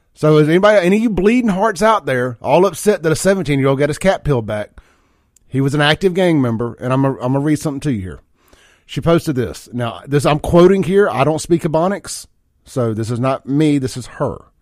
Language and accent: English; Byram, Mississippi, United States; I grew up in South Jackson Byram, uh, Lake Ridgely out there in Byram when I was a kid.